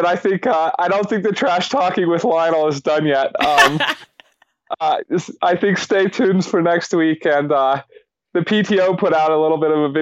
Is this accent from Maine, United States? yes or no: no; Boulder, Colorado, United States; growing up in Boulder my whole life